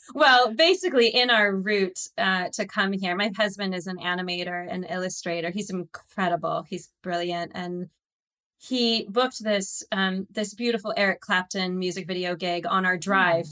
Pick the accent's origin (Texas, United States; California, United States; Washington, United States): California, United States; Santa Barbara; moved away as an adult; also born or lived in Waukesha, Wisconsin / San Diego / New York / Los Angeles; originally, I was born in Wisconsin. I was born in Waukesha, Wisconsin. And at the age of about just about eight, uh, I uh, took the train for three days to California, to Santa Barbara. And I was raised for the most part in Santa Barbara